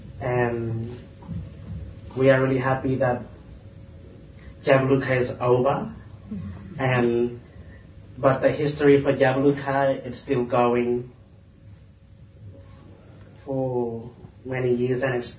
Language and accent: English; Kakadu National Park, Northern Territory, Australia; I come from Yaburu, in the heart of Kakadu National Park.